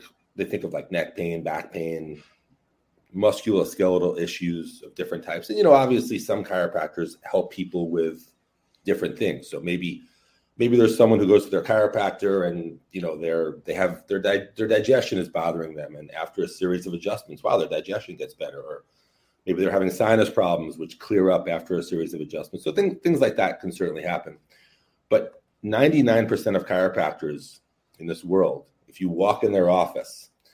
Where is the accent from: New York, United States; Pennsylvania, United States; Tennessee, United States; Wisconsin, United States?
New York, United States; New York City; raised in New York City. I'm from Brooklyn, New York.